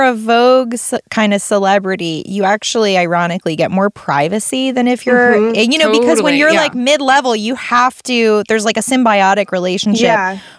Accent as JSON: {"language": "English", "region": "New York", "country": "United States", "tie": "born or raised there", "said": "Growing up in New York"}